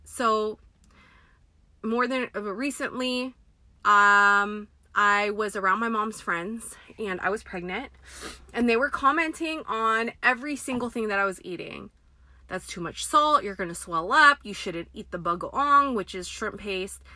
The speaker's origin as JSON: {"language": "English", "country": "United States", "tie": "born or raised there", "said": "I am Filipina American. My parents were born in the Philippines, came here in their 20s and they in like 81 and started their family here"}